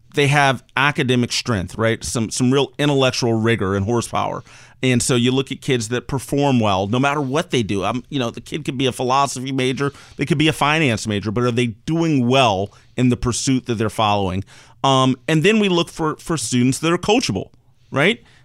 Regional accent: Maryland, United States; I spent most of my time growing up in Maryland, right outside of D C

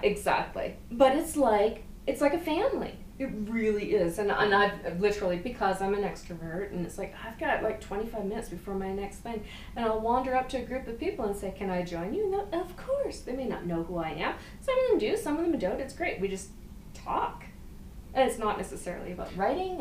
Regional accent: Eastern Canada, Canada; I'm from from Eastern Canada.

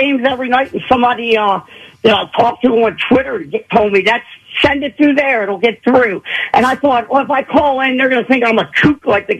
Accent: Maryland, United States; also born or lived in Ohio / Northern Kentucky; I'm from Maryland. But I rode in Ohio, Northern Kentucky when I was racing

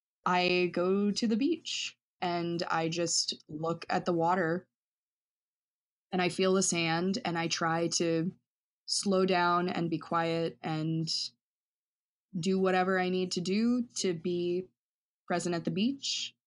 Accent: Asheville, North Carolina, United States; You know, like I grew up moving all over the South, and I always say that I grew up in Asheville, North Carolina, just because that's where my family sort of settled after a lot of moving.

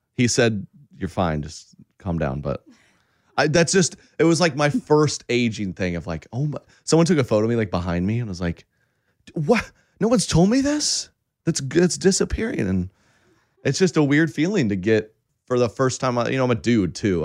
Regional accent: Oklahoma, United States; I, I grew up in Oklahoma, very conservative.

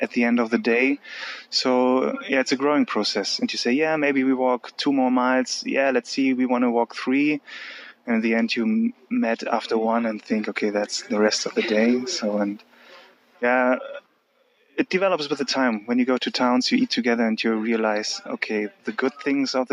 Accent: Germany; also born or lived in Bonn; I'm from Germany. I'm living currently in Bonn.

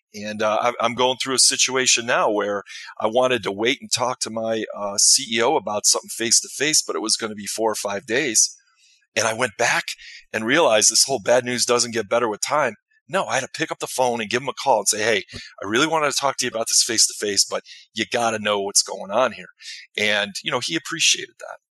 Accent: Chicago, Illinois, United States; I grew up in the Chicagoland area

